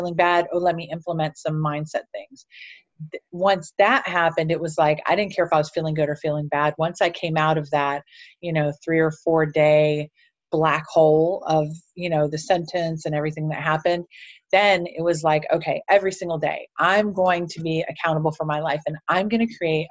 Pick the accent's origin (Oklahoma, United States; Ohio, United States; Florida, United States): Ohio, United States; Cleveland; I'm actually from Cleveland, Ohio, and up until about 19 years old, I had just been banged around